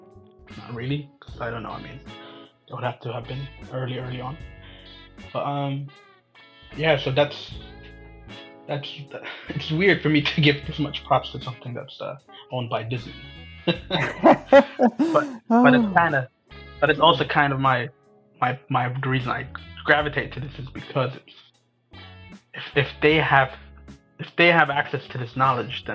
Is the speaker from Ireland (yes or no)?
no; Eritrea; growing up in Eritrea